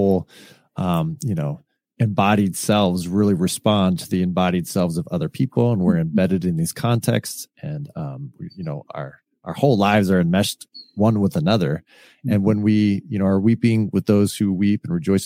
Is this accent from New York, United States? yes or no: no; California, United States; I was raised in California